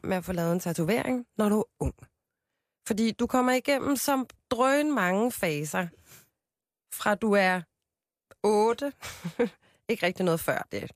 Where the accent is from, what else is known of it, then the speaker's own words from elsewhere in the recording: Copenhagen, Capital Region of Denmark, Denmark; also born or lived in Amager; jeg er fra Christianshavn, og folk siger fra Amager, så jeg er 27 år fra Amager